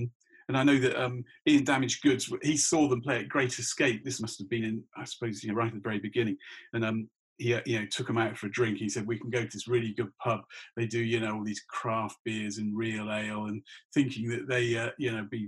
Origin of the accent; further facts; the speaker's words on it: Australia; You know, and I suppose being Australian, I mean, Australia